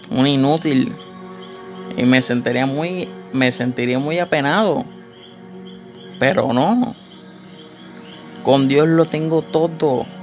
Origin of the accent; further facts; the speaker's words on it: Puerto Rico; no requieres ninguna licencia si estás en Puerto Rico, que es donde yo soy de Puerto Rico.